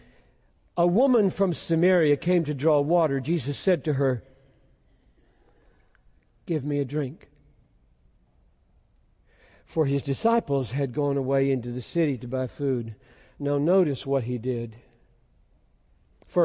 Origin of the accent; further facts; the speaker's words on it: Greenville, South Carolina, United States; my hometown 50 years ago in Greenville, South Carolina